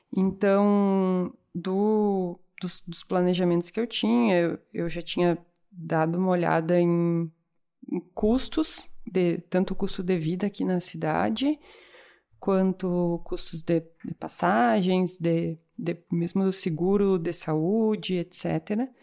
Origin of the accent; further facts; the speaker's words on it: Brazil; moved away as an adult; eu, enquanto brasileira